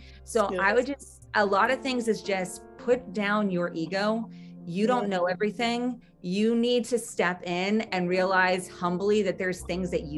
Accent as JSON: {"language": "English", "country": "United States", "tie": "born or raised there", "said": "growing up in America"}